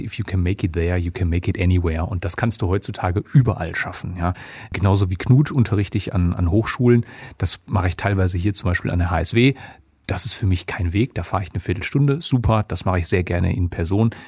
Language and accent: German; Essen, North Rhine-Westphalia, Germany; also born or lived in Dortmund; ich komme gebürtig gebürtig aus Essen, habe dann lange in Dortmund gewohnt und gearbeitet, also klassisch Großstadtjunge.